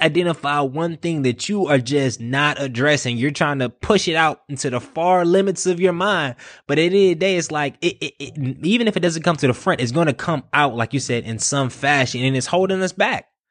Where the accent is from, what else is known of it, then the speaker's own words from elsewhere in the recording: Durham, North Carolina, United States; I'm from Durham